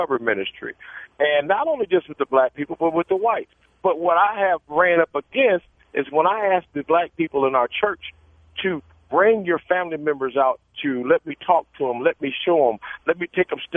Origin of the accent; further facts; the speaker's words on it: Chicago, Illinois, United States; I'm from Chicago, and I listen to WBON every day